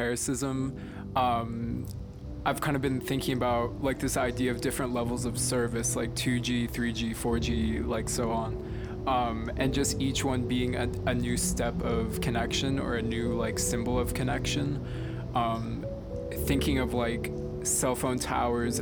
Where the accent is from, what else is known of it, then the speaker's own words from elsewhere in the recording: Naples, Florida, United States; I'm from Naples, Florida, and in this area we have these super beautiful beaches